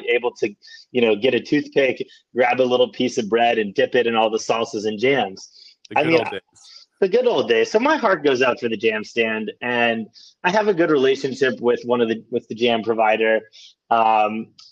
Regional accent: Texas, United States; the home state of Texas, in which I grew up

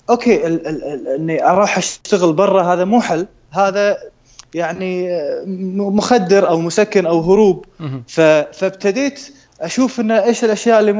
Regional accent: Kuwait; also born or lived in Los Angeles, United States

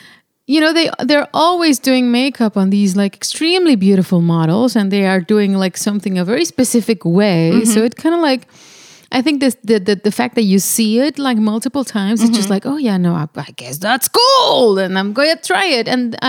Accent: Monterrey, Nuevo León, Mexico; I'm from Monterrey, Mexico.

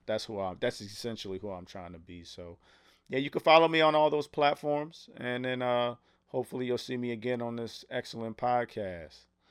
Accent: United States; I was from America

